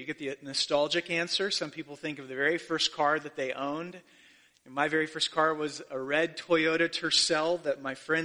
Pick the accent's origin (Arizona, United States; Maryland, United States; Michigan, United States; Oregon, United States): Arizona, United States; Mesa; I grew up in Mesa, Arizona, and it's probably 30% LDS.